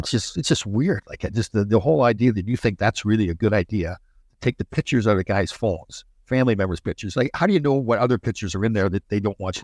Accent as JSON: {"language": "English", "town": "Brampton", "region": "Ontario", "country": "Canada", "tie": "born or raised there", "said": "I'm from Brampton, so Brampton's just right outside of Toronto"}